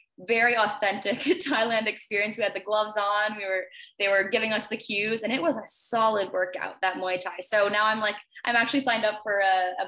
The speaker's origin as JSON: {"language": "English", "town": "Toronto", "region": "Ontario", "country": "Canada", "said": "I'm from Canada, from Toronto."}